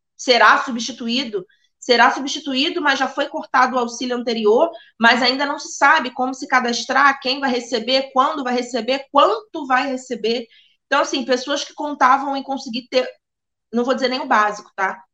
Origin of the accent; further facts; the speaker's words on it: Brazil; como brasileiro